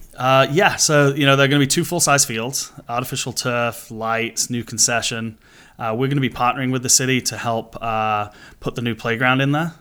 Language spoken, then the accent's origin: English; Manchester, North West England, United Kingdom; moved away as an adult; now in United States; I grew up in Manchester, in England, so it's, it's been in the blood since I was born